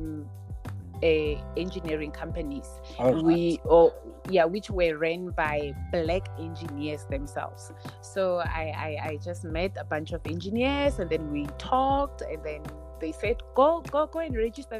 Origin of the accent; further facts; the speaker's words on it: Rustenburg, North West, South Africa; I'm from Rustenburg, and we all know that Rustenburg is the platinum belt